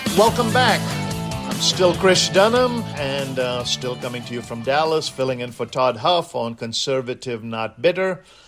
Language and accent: English; India; now in United States; growing up in India